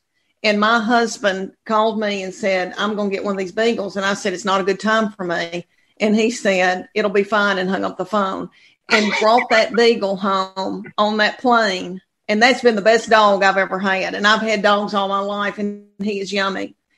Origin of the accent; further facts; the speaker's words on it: Adams, Tennessee, United States; moved away as an adult; also born or lived in Knoxville, Tennessee; I'm from Tennessee, a farming community of 500 people.